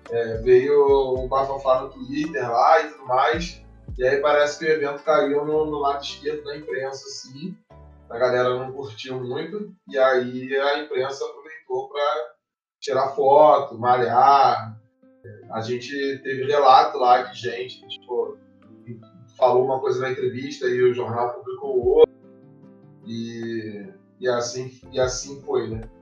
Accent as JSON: {"language": "Portuguese", "town": "Petrópolis", "region": "Rio de Janeiro", "country": "Brazil", "said": "A gente é do Rio, de Petrópolis, na verdade."}